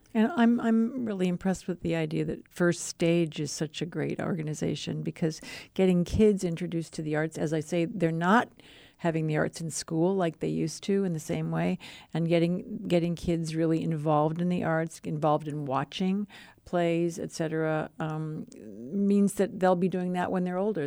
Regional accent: Madison, Wisconsin, United States; moved away; also born or lived in Missouri; I grew up in Madison, but also in Missouri

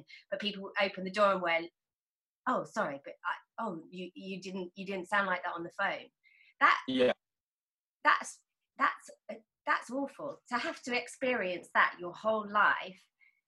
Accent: United Kingdom; born or raised there

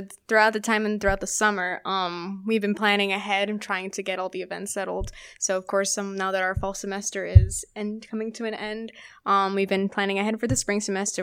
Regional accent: Orlando, Florida, United States; it was in my hometown as well

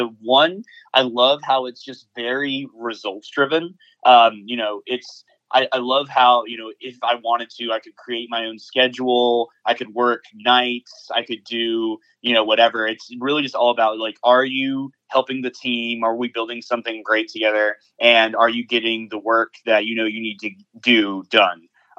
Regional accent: the South, United States; maybe it's because so many of us were born and raised in the South

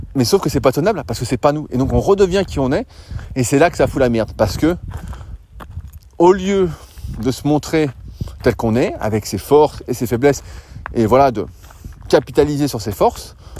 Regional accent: France; nous, en tant que Français

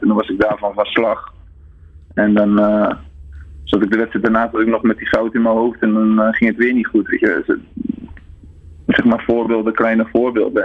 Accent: Ouderkerk aan den IJssel, South Holland, Netherlands; Ik kom, ik kom uit Oudekerk aan de IJssel, dat is een heel klein dorpje

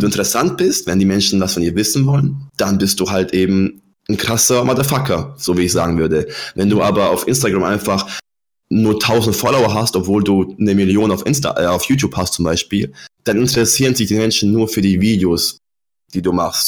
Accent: Germany; also born or lived in Poland; ich bin mit fünf Jahren von Polen nach Deutschland ausgewandert

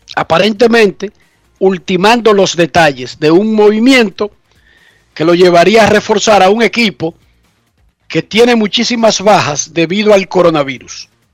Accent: Dominican Republic; Nosotros somos, los atletas dominicanos

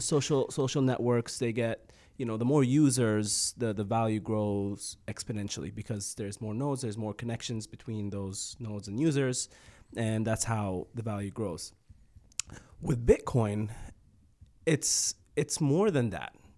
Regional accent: Egypt; now in Canada; I grew up in Egypt

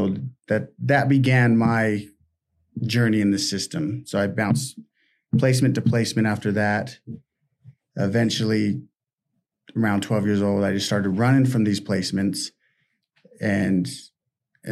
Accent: Salt Lake City, Utah, United States; In the community that I grew up in. I'm from Salt Lake. I'm from the west side of Salt Lake

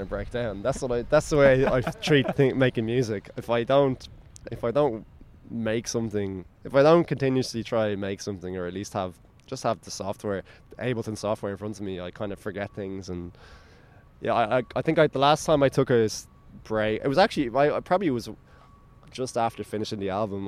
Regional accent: Dublin, Leinster, Ireland; I'm from Bay, which is on the north coast, like by the beach

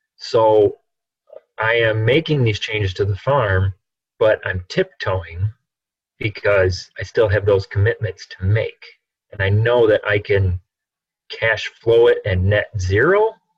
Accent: Clare, Illinois, United States; I'm from Clare, Illinois, north central Illinois

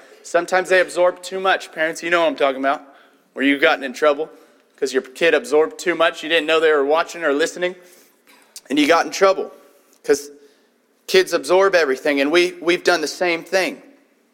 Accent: Tulsa, Oklahoma, United States; moved away; also born or lived in Katy, Texas; we grew up in Tulsa, Oklahoma. It was insane how big that place was. And then we moved to Katy, Texas

